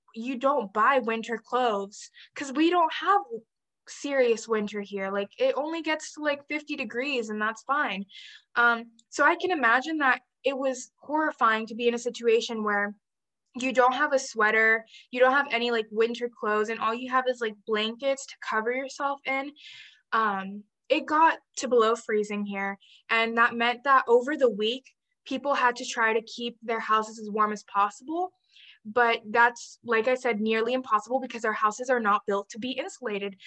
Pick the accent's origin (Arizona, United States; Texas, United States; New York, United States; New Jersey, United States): Texas, United States; As a Texan